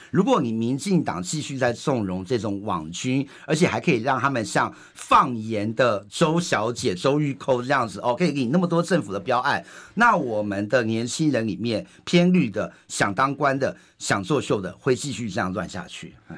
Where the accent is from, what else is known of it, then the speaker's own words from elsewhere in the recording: Indonesia; now in Taiwan; 我妈印尼，我们印尼出生的这些新住民呢